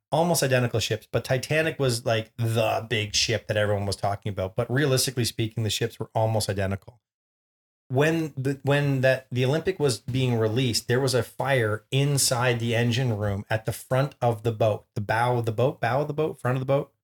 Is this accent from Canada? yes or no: yes; Canada; we're Canadian